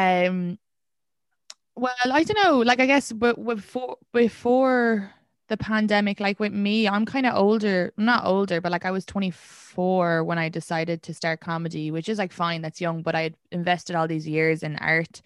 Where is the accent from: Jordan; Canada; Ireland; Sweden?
Ireland; moved away as an adult; now in New York, United States; I am from Ireland. I got started in comedy in New York. I've been here 6.5 years